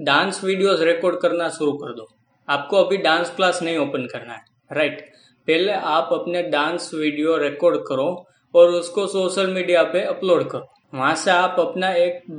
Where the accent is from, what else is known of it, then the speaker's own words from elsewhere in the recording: Lucknow, Uttar Pradesh, India; और मैं लखनऊ का रहने वाला हूं और मैं मिडिल क्लास फैमिली से बिलोंग करता हूँ